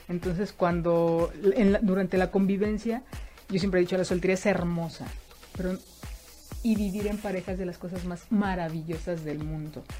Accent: Mexico

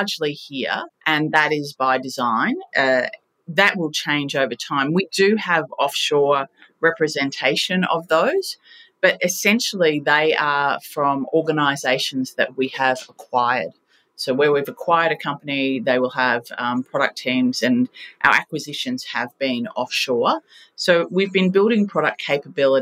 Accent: Australia; We are fiercely proud and patriotic Australians

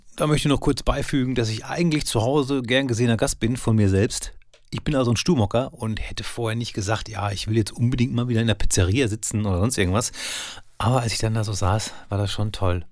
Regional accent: Soest, North Rhine-Westphalia, Germany; In Soest, da wo ich herkomme

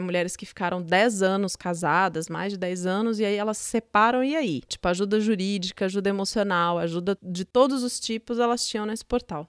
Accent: São Paulo, Brazil; also born or lived in Juiz de Fora, Minas Gerais / Curitiba, Paraná; Eu nasci em Juiz de Fora, Minas Gerais, é, mas eu só nasci lá. Eu fui para Curitiba com um ano de idade. Quando eu tinha oito, nove anos, vim para São Paulo e desde então moro em São Paulo.

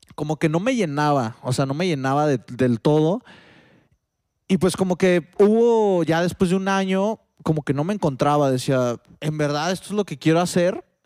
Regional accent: Mexico; also born or lived in Spain; aquí en México

